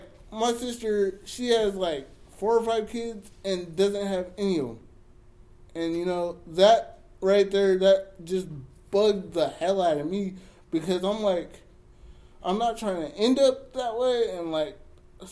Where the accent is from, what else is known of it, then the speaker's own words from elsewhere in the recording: Jamaica; I'm Jamaican